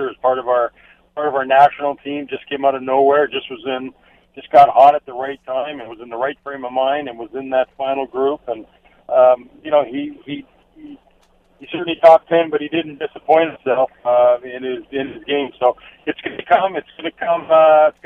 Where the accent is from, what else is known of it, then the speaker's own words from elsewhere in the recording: Canada; what we all felt like as Canadians